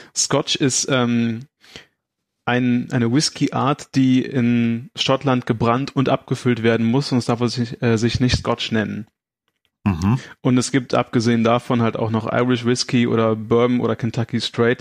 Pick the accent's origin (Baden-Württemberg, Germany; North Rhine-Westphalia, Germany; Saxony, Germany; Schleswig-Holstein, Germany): North Rhine-Westphalia, Germany; Aachen; ich komme aus Aachen